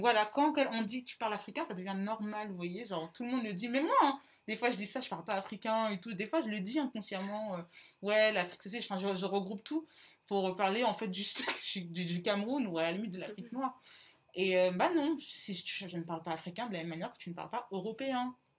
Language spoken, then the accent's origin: French; Centre region, Centre-Val de Loire, France; je viens de la région centre